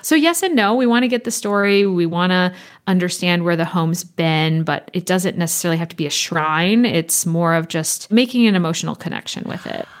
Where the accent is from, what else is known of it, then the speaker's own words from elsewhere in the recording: California, United States; moved away; also born or lived in Copenhagen, Denmark; growing up in California and the time spent studying in Copenhagen and throughout Scandinavia